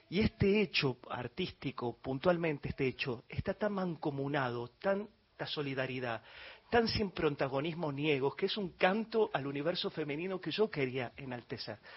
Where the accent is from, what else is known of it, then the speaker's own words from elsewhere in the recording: Galicia, Spain; Y no es por melancolía, que también como buen gallego lo soy